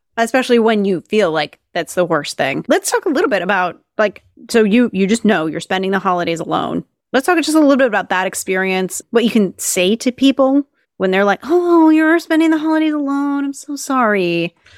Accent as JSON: {"language": "English", "region": "Minnesota", "country": "United States", "tie": "born or raised there", "moved": "yes", "said": "I grew up in Minnesota when I was a kid."}